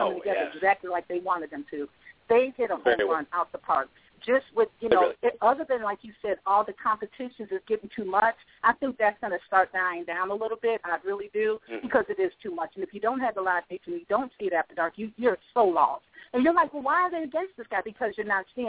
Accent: Chicago, Illinois, United States; now in North Carolina, United States; I'm from Chicago, represent, but I live in North Carolina now

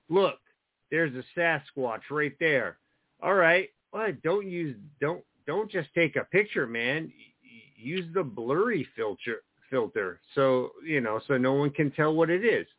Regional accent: New Jersey, United States; growing up in New Jersey

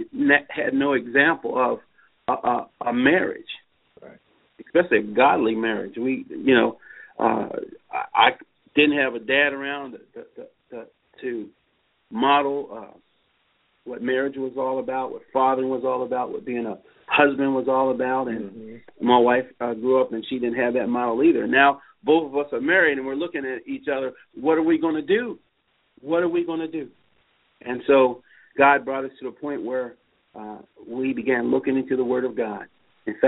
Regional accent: Baltimore, Maryland, United States; We grew up in West Baltimore.

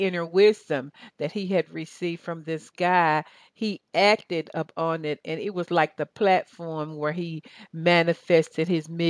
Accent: Southern United States, United States; accent: Southern; I'm losing my Southern accent.

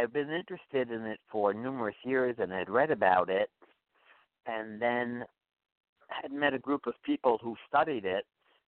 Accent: New York City, New York, United States; moved away as an adult; I was born in Staten Island, New York, the one borough that most people don't know about.

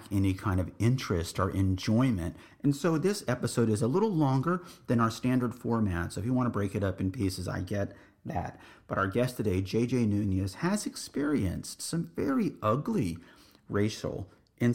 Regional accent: San Antonio, Texas, United States; also born or lived in Laredo, Texas; I grew up in the Northeast military community of San Antonio, Texas

